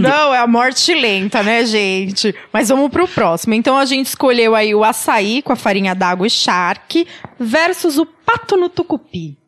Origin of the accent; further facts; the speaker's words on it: Minas Gerais, Brazil; eu sou mineira